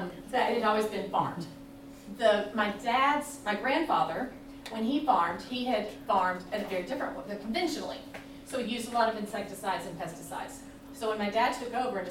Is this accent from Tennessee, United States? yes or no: yes; Nashville, Tennessee, United States; moved away as an adult; now in California, United States; We are originally from Nashville. We've moved out here to California. We've been in California for about 4 years.